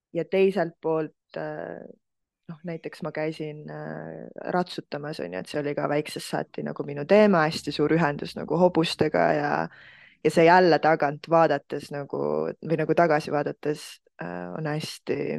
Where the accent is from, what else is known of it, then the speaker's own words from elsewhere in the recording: Estonia; ma kasvasin üles Eestis